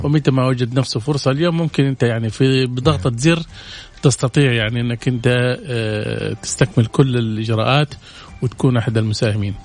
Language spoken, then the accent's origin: Arabic; Saudi Arabia; عندنا في السعودية